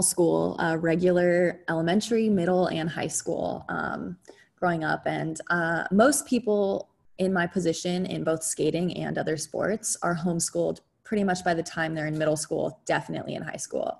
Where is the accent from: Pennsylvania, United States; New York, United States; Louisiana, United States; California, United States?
California, United States; San Jose; I grew up yeah. in San Jose, California